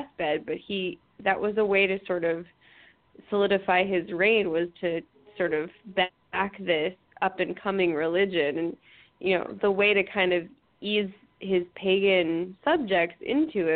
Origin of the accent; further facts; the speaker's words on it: United States; I'm American